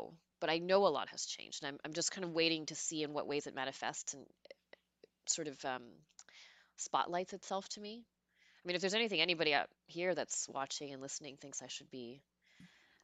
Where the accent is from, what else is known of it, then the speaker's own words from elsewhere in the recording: New York City, New York, United States; moved away as an adult; also born or lived in Washington, D.C.; I'm an East Coaster, born in Queens